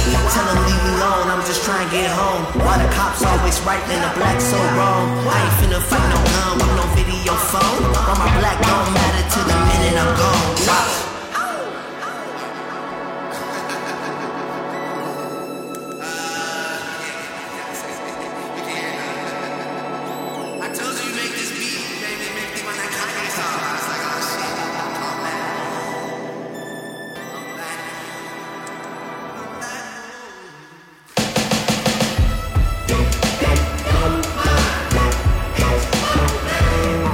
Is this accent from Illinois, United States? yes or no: yes; Chicago, Illinois, United States; now in Bay Area, United States; my hometown Chicago Bulls